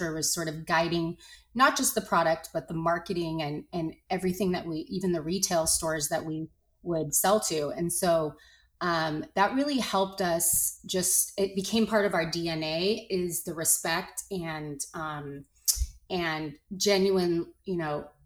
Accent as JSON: {"language": "English", "town": "Los Angeles", "region": "California", "country": "United States", "tie": "born or raised there", "said": "I grew up in Los Angeles in the 80s"}